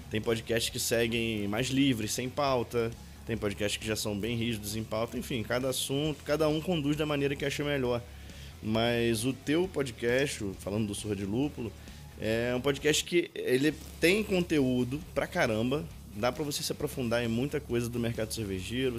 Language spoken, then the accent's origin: Portuguese; Pará, Brazil; eu sou paraense.